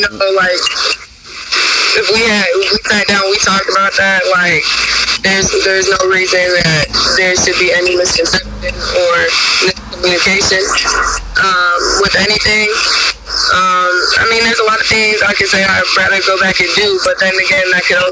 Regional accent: Michigan, United States; I'm from Michigan

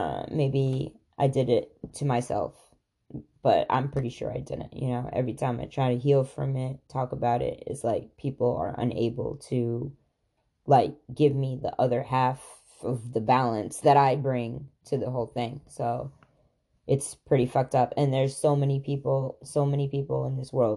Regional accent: Khambhat, Gujarat, India; moved away; I'm from there. Literally, I was born there

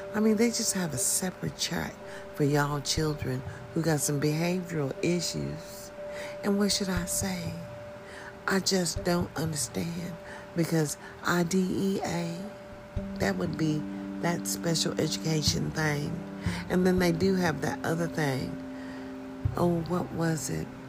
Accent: United States; as a citizen in America, and as an American citizen at the age of 65

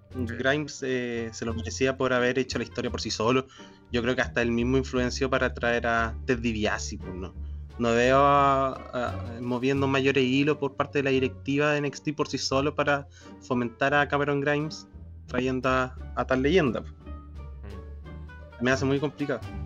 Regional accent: Araucanía, Chile

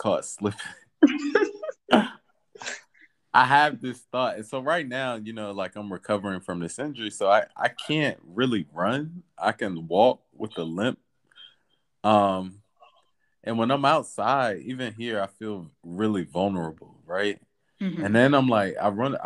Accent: North Carolina, United States; moved away as an adult; also born or lived in Washington, D.C. / Lima, Peru; now in Copenhagen, Denmark; growing up in North Carolina

